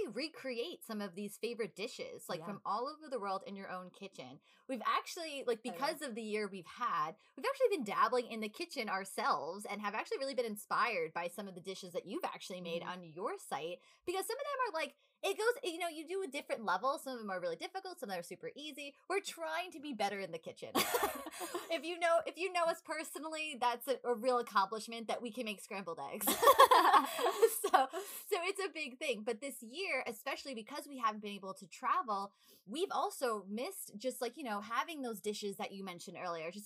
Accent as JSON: {"language": "English", "region": "New York", "country": "United States", "said": "we're from New York"}